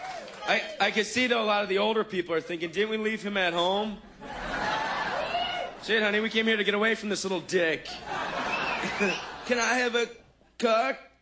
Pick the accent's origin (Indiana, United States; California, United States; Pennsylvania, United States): California, United States; Los Angeles; I grew up in Hollywood, California my whole life, in Hollywood